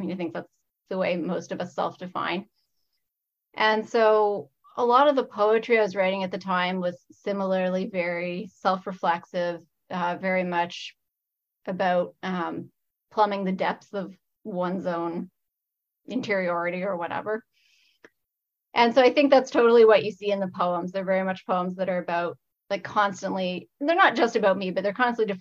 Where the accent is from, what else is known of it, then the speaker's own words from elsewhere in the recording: Niagara Fruit Belt, Ontario, Canada; now in Windsor, Canada; I grew up in the Niagara Fruit Belt.